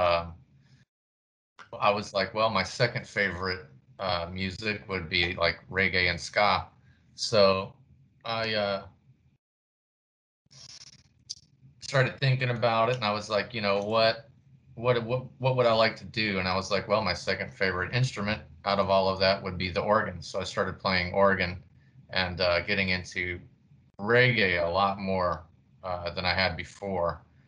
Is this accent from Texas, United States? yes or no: yes; Fort Worth, Texas, United States; also born or lived in Houston, Texas; I grew up in Fort Worth, Texas.